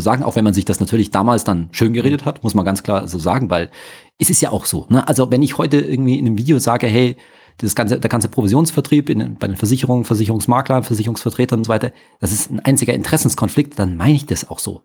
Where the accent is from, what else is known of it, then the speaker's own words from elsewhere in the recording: Munich, Bavaria, Germany; ich bin aber natürlich hier geboren und hier aufgewachsen, ganz klassisch im Ober, schönen Oberbayern